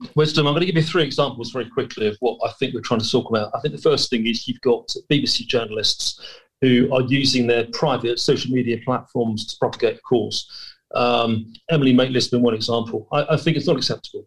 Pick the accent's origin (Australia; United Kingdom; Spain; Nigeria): United Kingdom